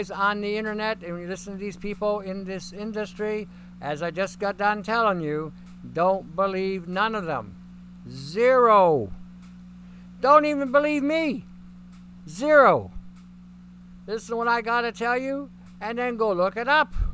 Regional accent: Canada; and I'm Canadian.

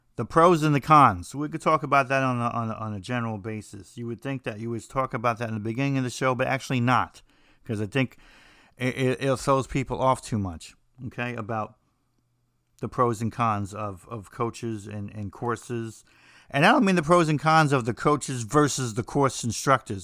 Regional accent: New Jersey, United States; I'm from New Jersey

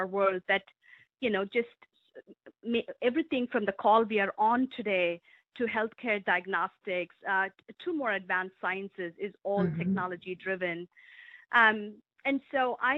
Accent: India; also born or lived in Europe; now in Medina, United States; I grew up in India

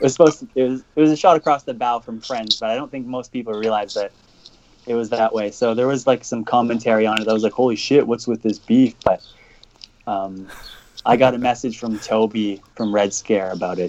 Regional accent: Canada; as a Canadian

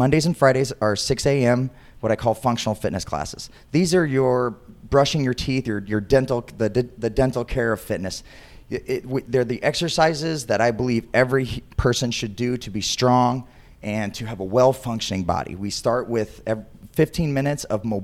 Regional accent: Northwest Ohio, United States; moved away as an adult; also born or lived in Bowling Green, Ohio; now in Chicago, United States; I am originally from Northwest Ohio in a small town most people have never heard of, 20 minutes east of Fort Wayne, Indiana.

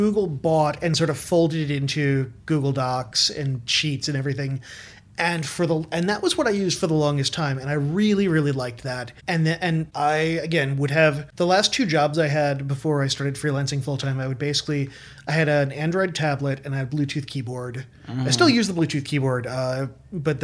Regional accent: New Jersey, United States; moved away as an adult; also born or lived in Brooklyn, New York; I grew up in Central Jersey

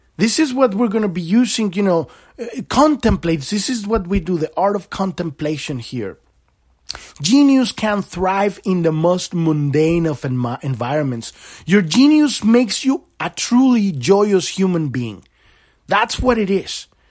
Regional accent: Mexico; I grew up in Mexico

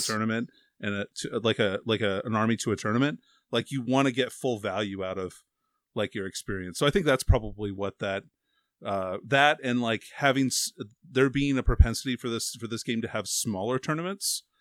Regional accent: Alaska, United States; I'm from Alaska.

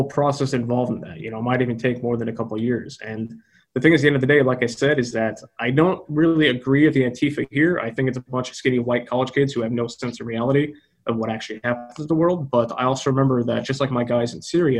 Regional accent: United States; America, which is my home country

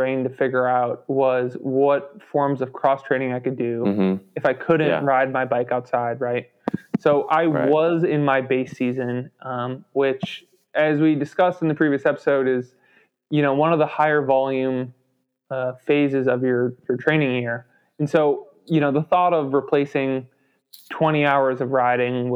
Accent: Chicago, Illinois, United States; now in Asheville, United States; I grew up around Chicago and grew up ice skating

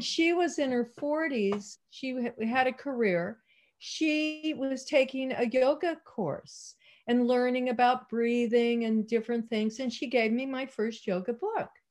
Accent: Salinas, California, United States; also born or lived in Maui, Hawaii / Marin County, California; I was born in Salinas, oh, California

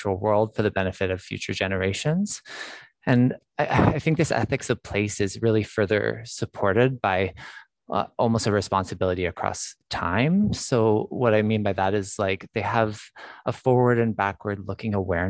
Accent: Alberta, Canada; now in British Columbia, Canada; I grew up in Alberta, actually.

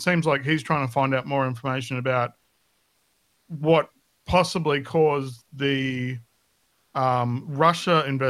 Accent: Australia; being Australian

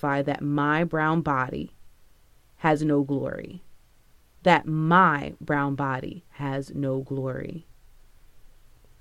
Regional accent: Palm Beach, Florida, United States; I'm from Palm Beach

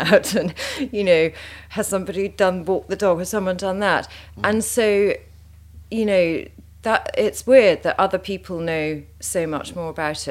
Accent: Sussex, South East England, United Kingdom; I grew up in Sussex

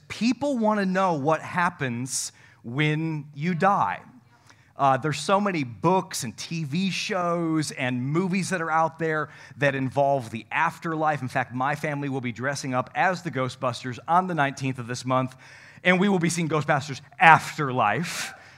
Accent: North Country, New York, United States; moved away; I come from the North Country

